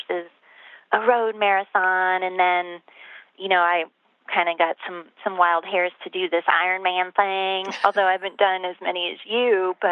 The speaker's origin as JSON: {"language": "English", "region": "Midwest", "country": "United States", "moved": "yes", "lives_now": "Colorado, United States", "said": "when I moved to Colorado from the Midwest, which is where I come from"}